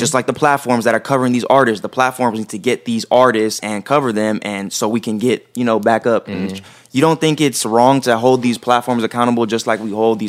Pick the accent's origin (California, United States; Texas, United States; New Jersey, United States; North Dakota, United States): California, United States; Rancho Cucamonga; I'm from the IE Rancho.